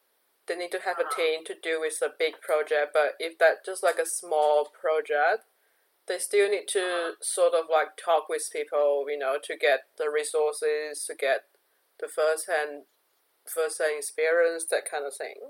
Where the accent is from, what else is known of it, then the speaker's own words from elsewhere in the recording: China; moved away as an adult; a Chinese citizen here